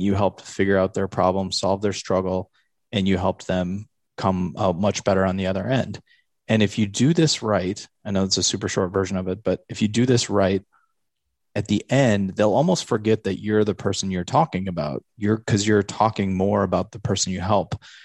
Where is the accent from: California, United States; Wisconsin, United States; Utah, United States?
Wisconsin, United States; Eau Claire; I grew up in Eau Claire